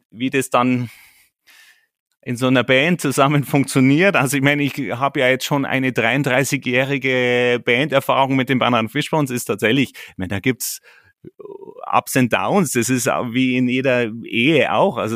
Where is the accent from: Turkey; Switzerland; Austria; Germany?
Germany; Bad Tölz, Bavaria; born there; Ähm, ich bin Bayer durch und durch. Ich bin hier in Bad Hölz geboren und ich stehe voll zu meinen Wurzeln.